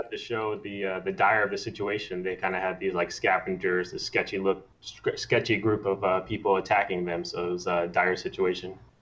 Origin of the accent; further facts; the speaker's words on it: Maryland, United States; moved away as an adult; now in California, United States; I am from Maryland, um, and then I moved out to California on my own when I was 19